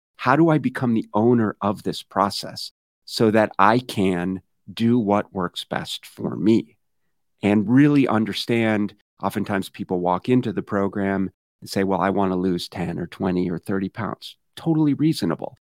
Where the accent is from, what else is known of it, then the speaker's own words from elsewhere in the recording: Minneapolis, Minnesota, United States; now in Arizona, United States; I grew up in Minneapolis, Minnesota